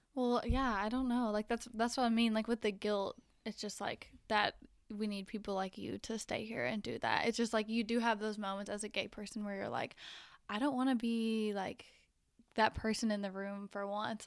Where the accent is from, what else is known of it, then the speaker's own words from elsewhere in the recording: Conway, Arkansas, United States; moved away as an adult; also born or lived in Fayetteville, Arkansas; now in Denver, United States; I grew up in Conway, but then I lived in Fayetteville, which, you know, now that I live in Denver